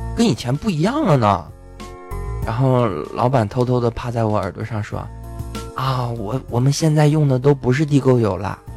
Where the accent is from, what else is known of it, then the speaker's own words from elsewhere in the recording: Yanbian, Jilin, China; 我是吉林延边人啊，朝鲜族